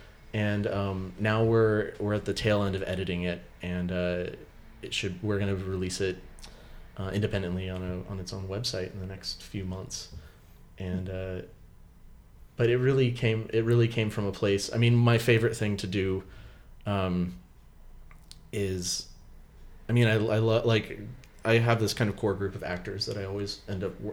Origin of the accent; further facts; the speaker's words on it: Simi Valley, California, United States; moved away as an adult; also born or lived in London; the town that we grew up in Simi Valley